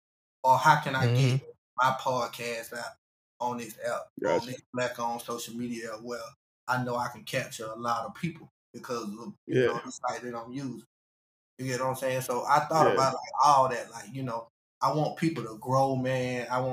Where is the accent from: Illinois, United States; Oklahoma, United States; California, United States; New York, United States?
Illinois, United States; Chicago; I really appreciate my hometown. Chicago was a big influence on it. Like, Chicago really stood up. My hometown really stood up.